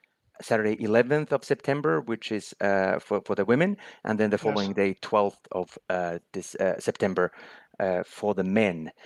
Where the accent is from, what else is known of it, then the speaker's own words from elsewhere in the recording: Finland; moved away; also born or lived in Sweden; my home country, Finland